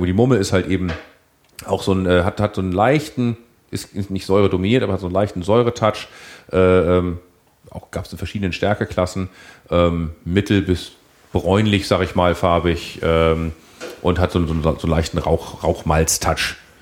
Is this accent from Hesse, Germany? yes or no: no; Hamburg, Germany; als Hamburger muss ich leider dann trotzdem zugeben